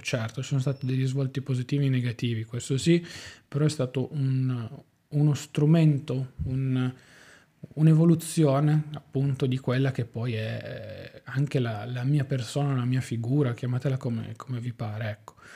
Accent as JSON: {"language": "Italian", "town": "Turin", "region": "Piedmont", "country": "Italy", "said": "io sono di Torino"}